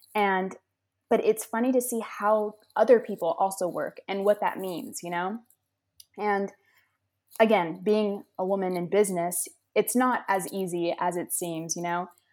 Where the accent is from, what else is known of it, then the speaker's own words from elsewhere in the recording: Los Angeles, California, United States; moved away as an adult; now in Massachusetts, United States; I am from Los Angeles, California, and I did move to Massachusetts